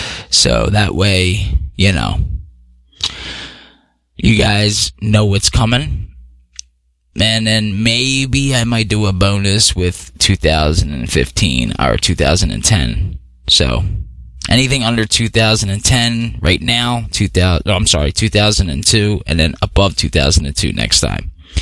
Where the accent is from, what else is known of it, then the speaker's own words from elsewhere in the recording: Philadelphia, Pennsylvania, United States; growing up in Philly